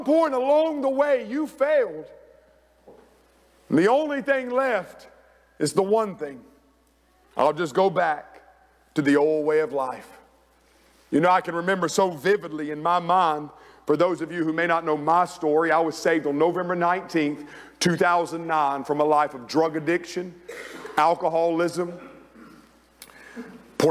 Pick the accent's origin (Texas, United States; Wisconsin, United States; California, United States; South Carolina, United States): South Carolina, United States; Rock Hill; moved away as an adult; I get back home to Rock Hill, South Carolina.